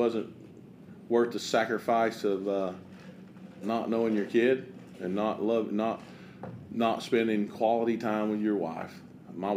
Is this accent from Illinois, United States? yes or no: no; New Market, Tennessee, United States; also born or lived in West Georgia; I'm in Jefferson County. I was born and raised on Old Danders Pike in New Market, Tennessee. And this is where I'm from.